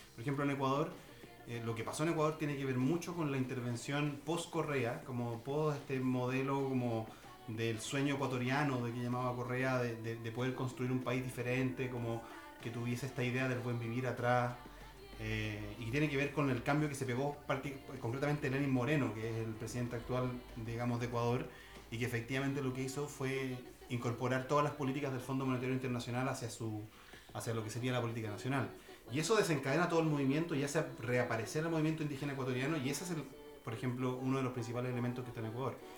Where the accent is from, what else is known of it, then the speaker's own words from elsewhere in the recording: Chile; now in Berlin, Germany; nosotros como chilenas y chilenos